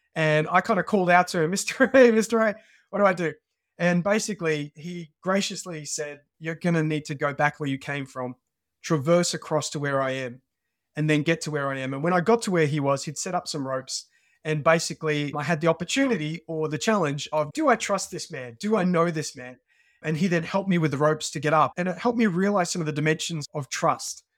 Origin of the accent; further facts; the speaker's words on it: Australia; moved away as an adult; now in United Kingdom; When I was a teenager, I grew up in Australia, as, uh, you can probably pick from my, uh, from my accent.